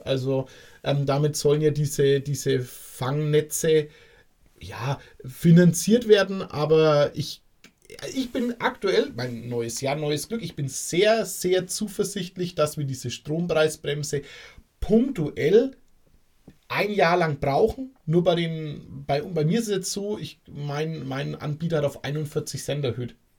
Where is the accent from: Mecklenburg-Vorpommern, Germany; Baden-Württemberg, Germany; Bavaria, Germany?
Bavaria, Germany; Bei uns in Bayern